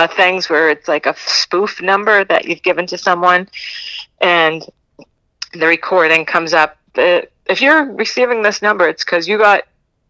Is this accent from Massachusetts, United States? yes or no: yes; Boston, Massachusetts, United States; moved away; that's my hometown. That's where I'm from. That's where I live.